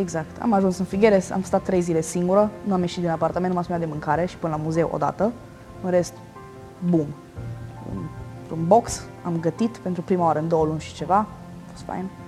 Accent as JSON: {"language": "Romanian", "country": "Romania", "said": "ca români"}